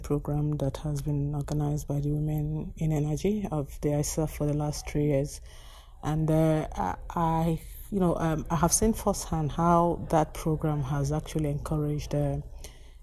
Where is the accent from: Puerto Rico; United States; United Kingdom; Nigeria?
Nigeria; I come from Nigeria